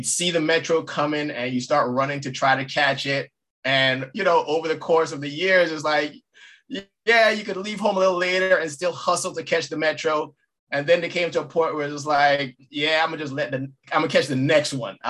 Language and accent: English; U.S. Virgin Islands; moved away; I'm originally from St. Croix, born and raised.